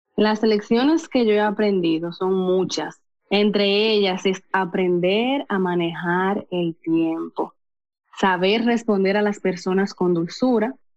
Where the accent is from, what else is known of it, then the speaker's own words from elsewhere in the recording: Cotuí, Sánchez Ramírez, Dominican Republic; Soy de República Dominicana, provincia de Sánchez Ramírez, municipio de Cotuí.